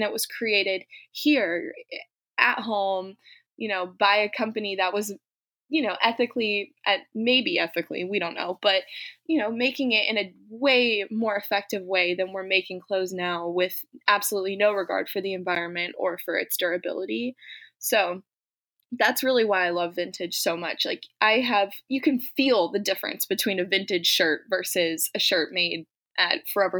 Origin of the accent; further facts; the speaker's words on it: Germany; I grew up in Germany. So I did grow up an expat. I lived in the community in Germany.